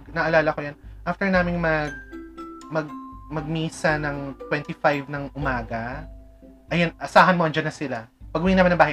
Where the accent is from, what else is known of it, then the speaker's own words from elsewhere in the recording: Malabon, Metro Manila, Philippines; Di ba taga Malabon kami before?